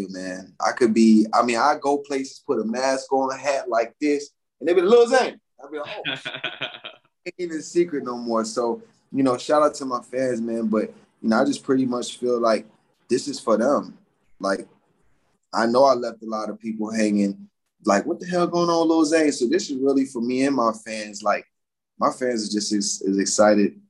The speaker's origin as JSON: {"language": "English", "town": "Atlanta", "region": "Georgia", "country": "United States", "tie": "born or raised there", "said": "growing up in Atlanta"}